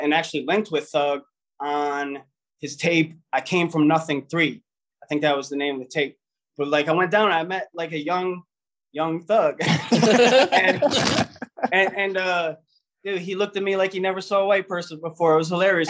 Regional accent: Cleveland, Ohio, United States; We're from Cleveland, Ohio. I'm I'm from Cleveland

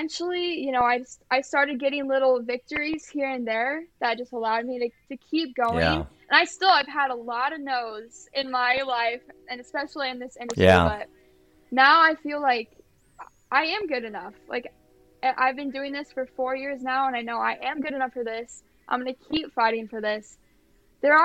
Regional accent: Iowa, United States; I'm from Iowa too

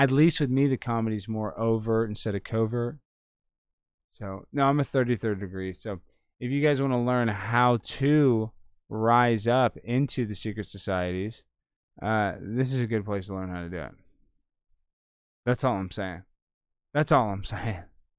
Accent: Dallas, Texas, United States; So, I mean, I'm from Dallas, born and raised.

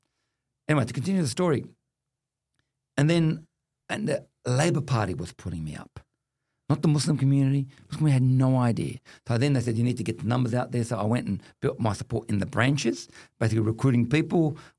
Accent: Australia; I do not have conditional citizenship of this country. I'm Australian as anybody else.

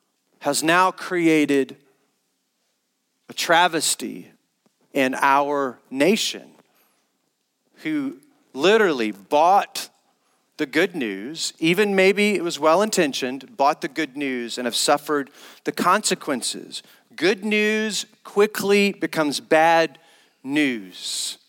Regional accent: the South, United States; Growing up in Christendom, I grew up as a missionary around families that loved Jesus, but growing up in churches in the South

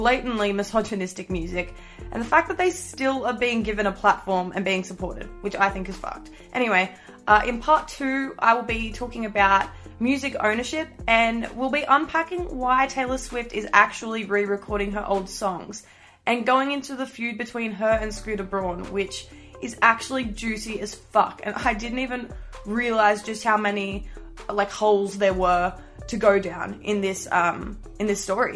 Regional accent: Tamworth, New South Wales, Australia; my hometown, Tamworth

